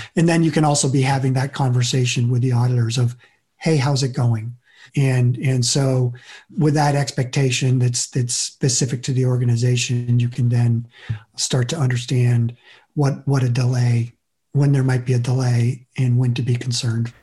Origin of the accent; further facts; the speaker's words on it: Vermont, United States; I grew up in Vermont